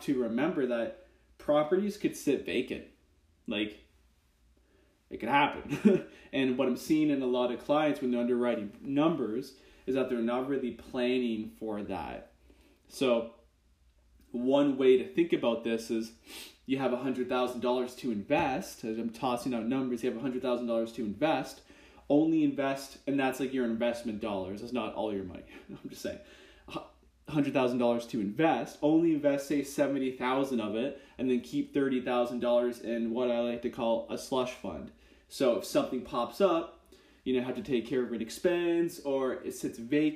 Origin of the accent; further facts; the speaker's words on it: Kitchener-Waterloo, Ontario, Canada; I'm from Kitchener-Waterloo, Canada